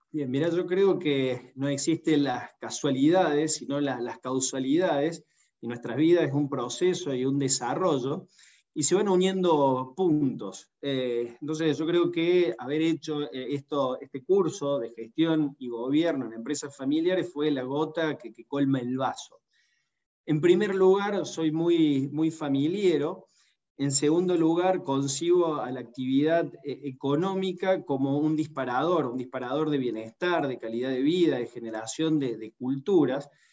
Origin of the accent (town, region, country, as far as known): Argentina